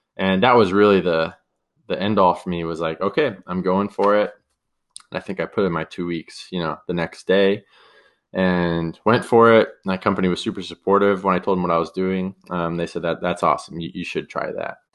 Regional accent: San Diego, California, United States; also born or lived in San Luis Obispo, California / San Francisco, California; I'm from San Diego, California. Grew up down here, beautiful place to live

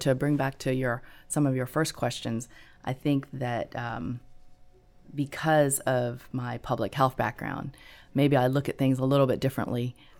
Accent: Gulf Coast, United States; I grew up on the Gulf Coast, so I grew up not so far from a Coast Guard base.

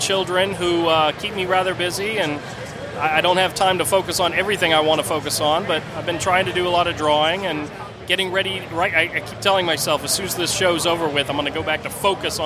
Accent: Florida, United States; I'm from Florida

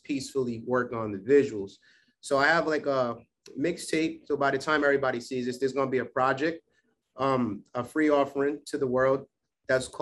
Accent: Providence, Rhode Island, United States; my hometown of Providence, Rhode Island

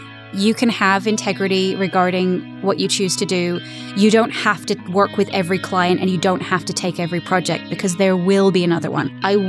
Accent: England, United Kingdom; accent: British; now in United States; I'm actually English. So I have a British accent, and then I also have the ability to flip to an American accent because I live in America.

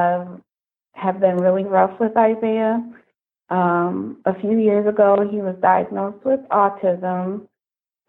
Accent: Kalamazoo, Michigan, United States; I'm from Kalamazoo

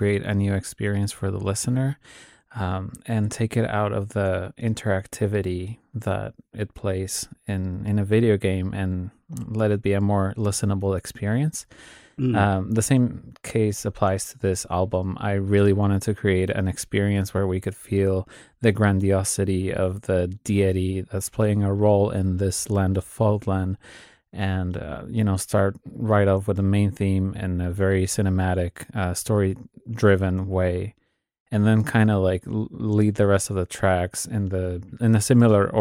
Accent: Mexico; I'm from Mexico

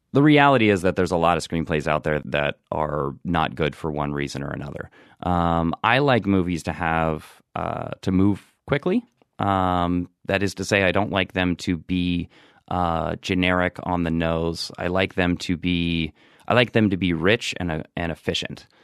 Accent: Marietta, Ohio, United States; moved away as an adult; also born or lived in New York; I actually grew up in, uh, southeastern Ohio. It's a, it's a small town called Marietta, Ohio

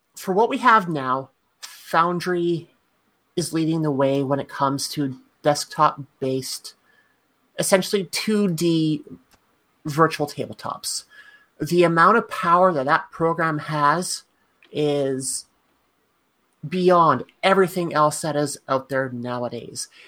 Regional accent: Canada; as a Canadian

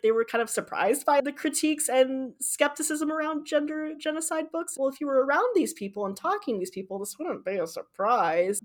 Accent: Michigan, United States; born or raised there

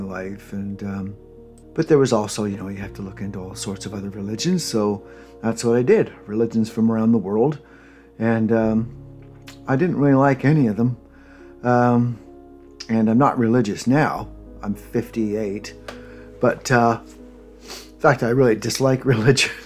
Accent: Ontario, Canada; the popular religion where I grew up in Canada um, Ontario

